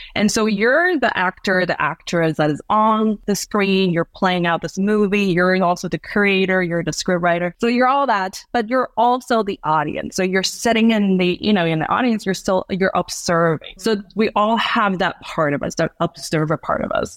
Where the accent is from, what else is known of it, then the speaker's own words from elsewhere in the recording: Hong Kong; moved away as an adult; now in Chiang Rai, Thailand; I grew up in Hong Kong